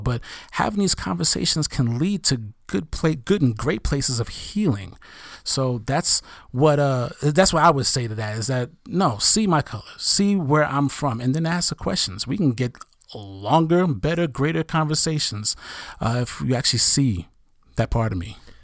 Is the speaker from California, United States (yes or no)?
no; New York City, New York, United States; I'm an African-American male who grew up in Brooklyn, New York